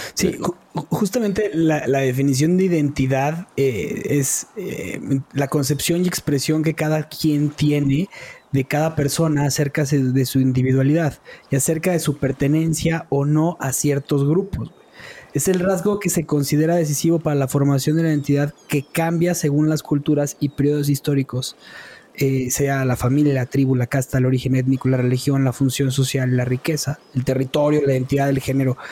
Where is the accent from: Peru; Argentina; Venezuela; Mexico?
Mexico; also born or lived in Israel; soy mexicano